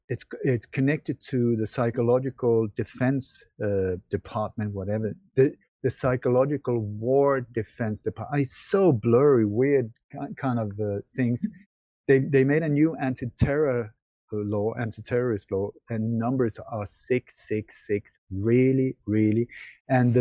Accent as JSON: {"language": "English", "country": "Sweden", "tie": "born or raised there", "also_born_or_lived": "Denmark", "moved": "yes", "said": "I was born in Denmark, but I grew up in Sweden"}